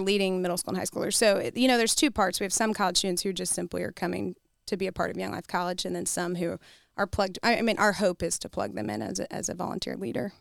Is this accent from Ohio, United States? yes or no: no; Kentucky, United States; now in Columbia, United States; I'm from Kentucky